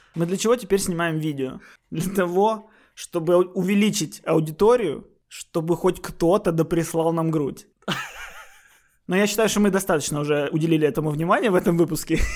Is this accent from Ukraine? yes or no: yes; Odesa, Odesa Oblast, Ukraine; now in Kyiv, Ukraine; я все-таки городской, я из Одессы